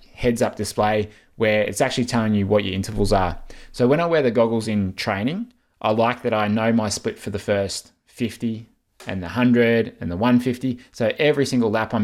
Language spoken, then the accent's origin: English; Australia; as an Australian